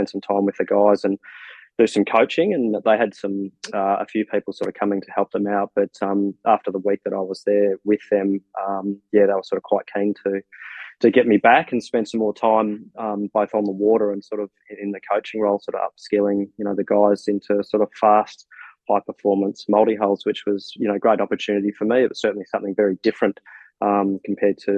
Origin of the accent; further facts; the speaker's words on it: Australia; growing up over here in Australia